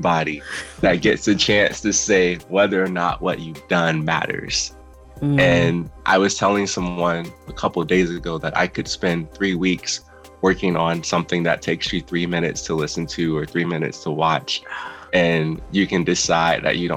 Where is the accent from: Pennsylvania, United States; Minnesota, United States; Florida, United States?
Florida, United States; Fort Lauderdale; moved away as an adult; now in Orlando, United States; I'm originally from Fort Lauderdale, Florida, which is about 3 hours south from here